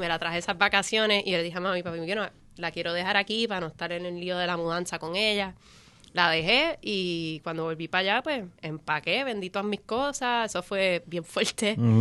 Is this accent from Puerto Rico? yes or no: yes; Puerto Rico; yo me crié en Coupe, en mm. la calle Paraná